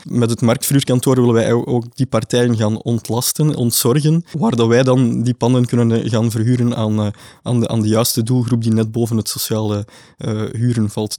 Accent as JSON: {"language": "Dutch", "region": "Flanders", "country": "Belgium"}